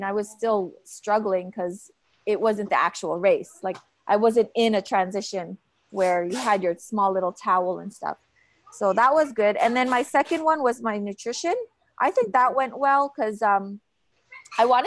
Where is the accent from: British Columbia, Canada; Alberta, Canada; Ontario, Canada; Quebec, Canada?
Alberta, Canada; Calgary; Calgary, Canada, because it's my hometown